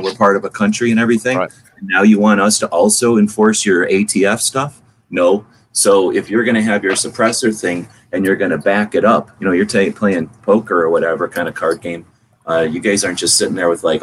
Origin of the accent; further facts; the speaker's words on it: San Antonio, Texas, United States; moved away; I'm from San Antonio. So San Antonio is where I come from.